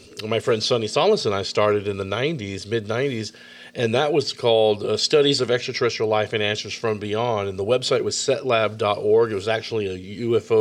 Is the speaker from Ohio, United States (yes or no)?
no; Austin, Texas, United States; here in my hometown of Austin, Texas